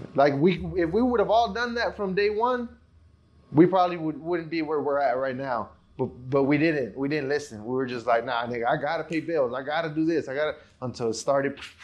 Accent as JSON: {"language": "English", "country": "Mexico", "tie": "born or raised there", "moved": "yes", "lives_now": "United States", "said": "I was born in Mexico"}